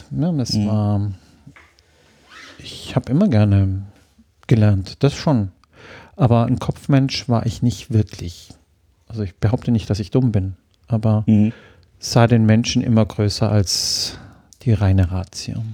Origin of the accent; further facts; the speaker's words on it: Ravensburg, Baden-Württemberg, Germany; also born or lived in Heidelberg; Geboren in Heidelberg, mhm. aufgewachsen in Süddeutschland, Bodensee, Ravensburg, da, wo die Spiele herkommen.